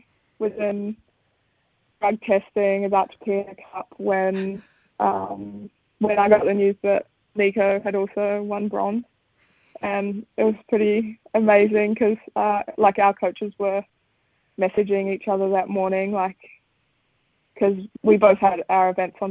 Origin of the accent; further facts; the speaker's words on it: Wanaka, Otago, New Zealand; also born or lived in Sydney, Australia; we moved to Wanaka when I was six, so I'm almost the Wanaka local now